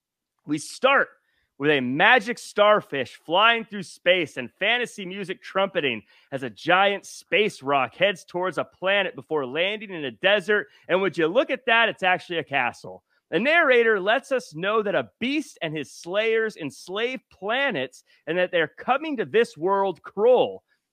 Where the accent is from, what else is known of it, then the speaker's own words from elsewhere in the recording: Tacoma, Washington, United States; Tacoma, Washington.